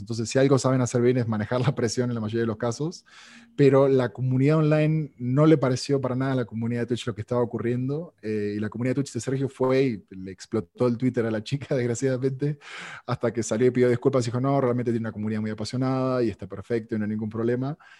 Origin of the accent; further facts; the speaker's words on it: Argentina; now in Mexico; sobre todo en Argentina, que es donde, donde yo nací, y aquí en México